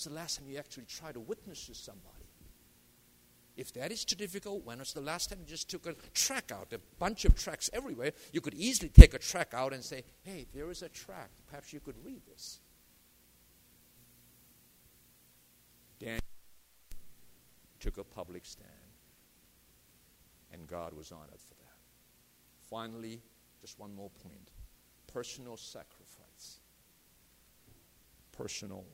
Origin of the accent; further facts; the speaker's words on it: South Korea; now in United States; I was born in Korea. I chose to be an American citizen